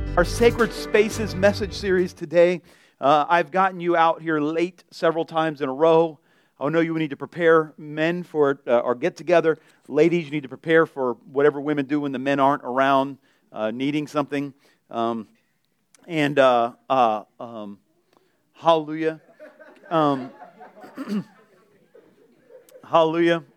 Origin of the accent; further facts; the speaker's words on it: Delray Beach, Florida, United States; I grew up in Delray